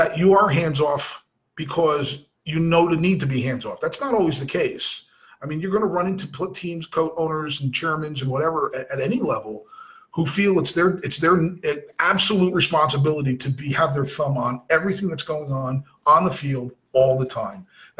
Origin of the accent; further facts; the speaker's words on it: New Jersey, United States; moved away; I'm from Jersey